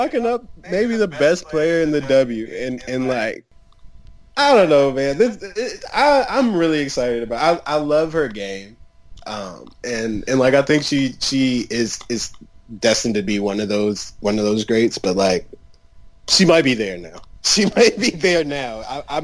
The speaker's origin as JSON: {"language": "English", "region": "Maryland", "country": "United States", "said": "I am from Maryland"}